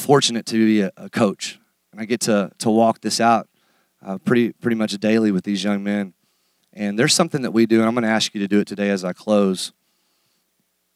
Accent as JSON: {"language": "English", "country": "United States", "said": "as American men"}